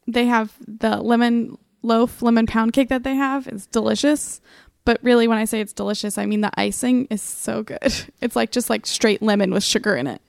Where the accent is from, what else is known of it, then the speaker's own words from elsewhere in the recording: Lancaster, Ohio, United States; I'm from Lancaster, Ohio, which is about forty-five minutes southeast from Columbus